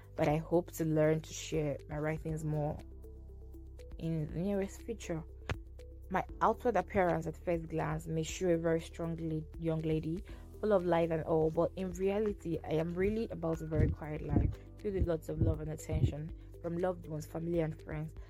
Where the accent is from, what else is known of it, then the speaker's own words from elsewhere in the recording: Kogi, Nigeria; I'm from Kogi State in Nigeria.